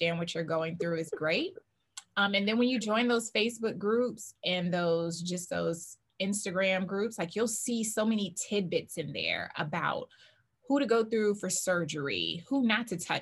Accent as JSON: {"language": "English", "region": "the South", "country": "United States", "said": "I'm from the South"}